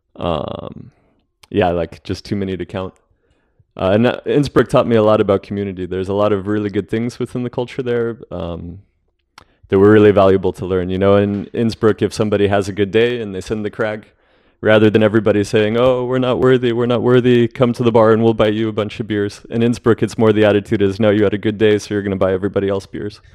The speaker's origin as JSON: {"language": "English", "town": "Albuquerque", "region": "New Mexico", "country": "United States", "tie": "born or raised there", "moved": "yes", "said": "the Stone Age climbing gym in Albuquerque, which, uh, is where I grew up"}